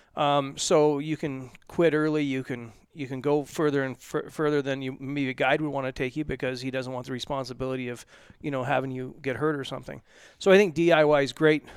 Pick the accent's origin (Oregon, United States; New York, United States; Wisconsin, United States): Oregon, United States; I grew up in Oregon